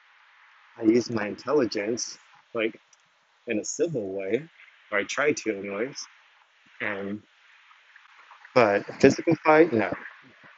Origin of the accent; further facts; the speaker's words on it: Texas, United States; I was raised in Texas